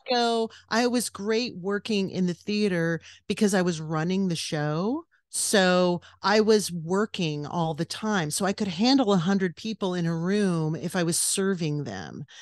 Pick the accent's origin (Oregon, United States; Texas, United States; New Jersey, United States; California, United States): California, United States; West Covina; born or raised there; moved away; also born or lived in New York / New Mexico / Los Angeles